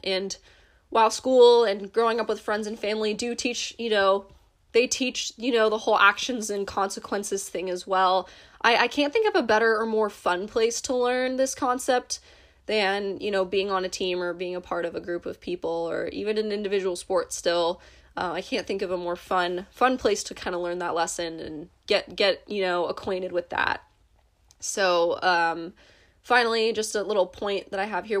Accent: United States; As an American

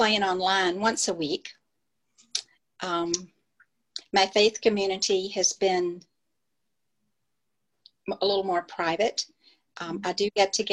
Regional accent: Lynchburg, Virginia, United States; I grew up in Lynchburg, Virginia

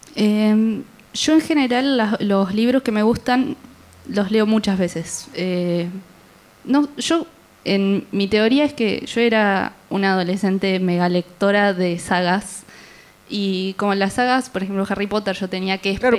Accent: Concordia, Entre Ríos, Argentina; moved away as an adult; now in Rosario, Argentina; en Concordia, que soy de ahí

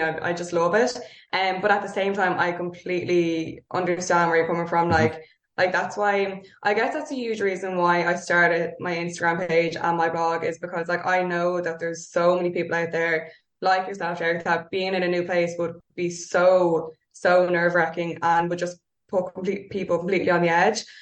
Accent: Dublin, Leinster, Ireland; I grew up in North Dublin.

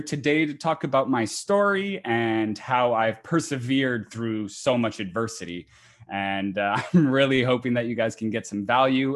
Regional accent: Montreal, Quebec, Canada; I am from Montreal, Oh, Canada

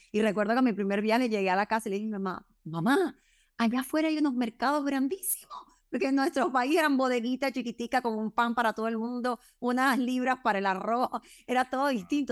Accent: Cuba; yo soy cubana

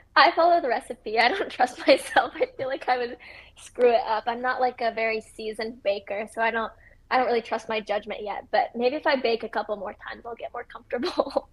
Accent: Midwest, United States; growing up in the Midwest

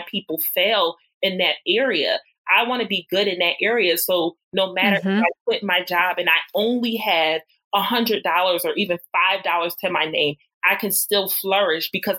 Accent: Philadelphia, Pennsylvania, United States; going back to my hometown, Philadelphia, and got a job in healthcare

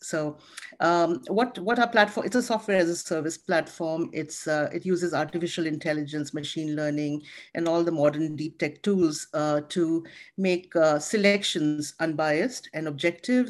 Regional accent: India; moved away; I come from India. I was born in India. I was raised, um, you know, my, my dad was an army doctor

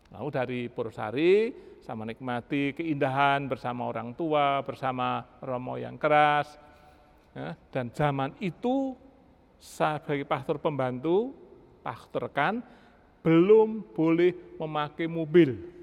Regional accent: Java, Indonesia; moved away; saya dari Jawa

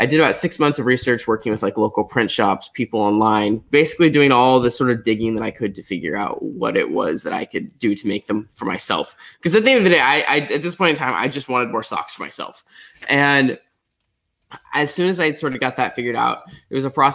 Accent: Portland, Oregon, United States; I grew up in Portland, Oregon.

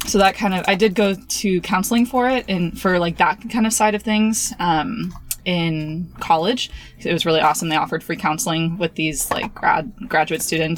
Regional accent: Napa, California, United States; I'm from Napa, California

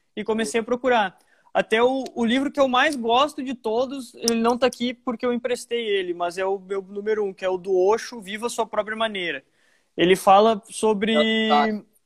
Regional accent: Montenegro, Rio Grande do Sul, Brazil; also born or lived in Porto Alegre / Nova Santa Rita / Santa Maria / Lajeado; Eu moro desde os meus oito ou nove anos em Montenegro. Eu me considero montenegrino porque eu cresci minha vida aqui.

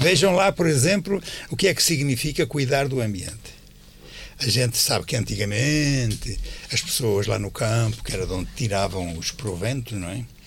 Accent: Norte, Portugal; moved away; also born or lived in Alentejo; quando eu era miúdo, lá na minha aldeia

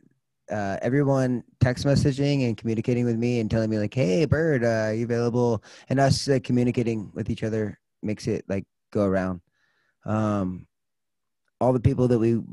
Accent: Los Angeles, California, United States; I grew up in Los Angeles, California

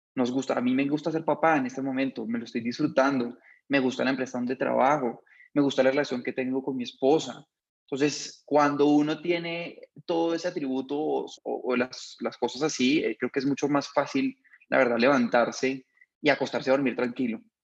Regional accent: Bogotá, Colombia; soy bogotano

